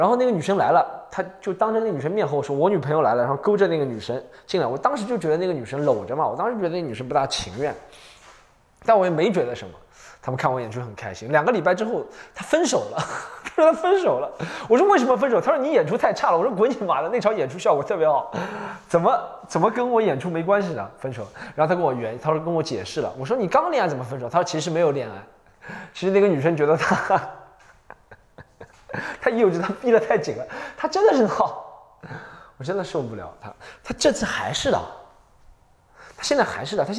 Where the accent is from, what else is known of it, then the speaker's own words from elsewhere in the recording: Shanghai, China; 但是作为上海人，大多数我知道的话，他八七年跟我一样